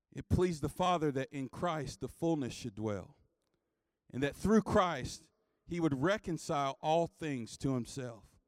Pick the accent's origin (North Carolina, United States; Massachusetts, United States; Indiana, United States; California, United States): North Carolina, United States; I grew up in the Missionary Baptist Church in North Carolina